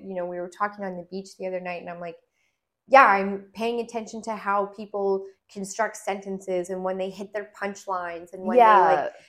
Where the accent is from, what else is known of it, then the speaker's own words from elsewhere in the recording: Alberta, Canada; And I was like, hey, guys, I'm here from Alberta.